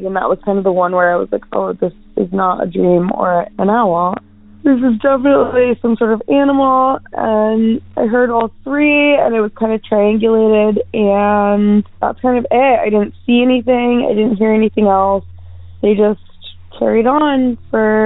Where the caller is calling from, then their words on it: Pacific Northwest, United States; I'm calling from the Pacific Northwest.